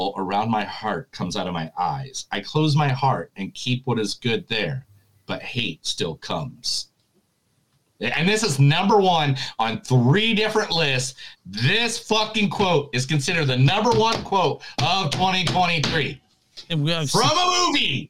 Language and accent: English; Indiana, United States; when I was a kid, I grew up in Indiana